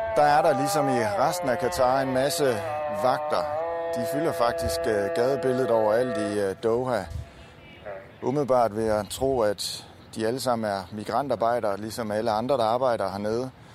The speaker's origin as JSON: {"language": "Danish", "country": "Denmark"}